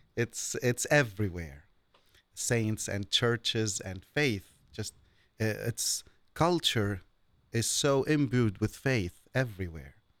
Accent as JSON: {"language": "English", "town": "Beirut", "region": "Beirut Governorate", "country": "Lebanon", "tie": "born or raised there", "also_born_or_lived": "mountains of Lebanon", "moved": "yes", "said": "I was born and I grew up in Beirut all my life."}